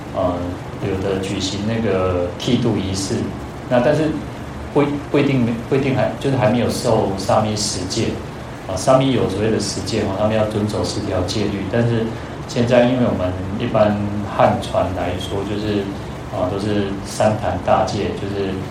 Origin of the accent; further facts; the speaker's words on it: Changhua County, Taiwan; 像我们是彰化人嘛， 那彰化，那个， 其实彰化就是口音还是有点不一样，然后去到高雄的时候，小时候，那时候也很小嘛，十一岁到高雄